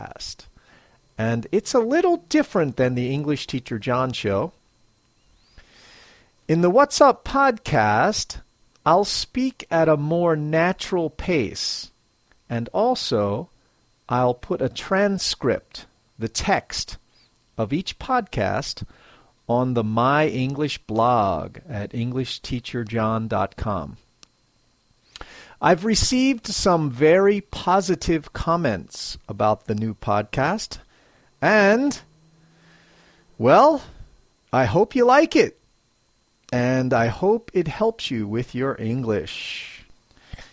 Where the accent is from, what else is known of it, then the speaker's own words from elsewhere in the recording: Philadelphia, Pennsylvania, United States; moved away as an adult; now in Matsumoto, Japan; I'm originally from Philadelphia, Pennsylvania, USA. I'm now a long way from home as I live in Matsumoto, Japan